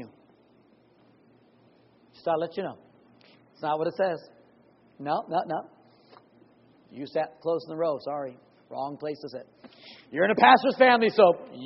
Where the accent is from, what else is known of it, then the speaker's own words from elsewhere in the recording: Oklahoma, United States; I'm from Oklahoma. We have a large church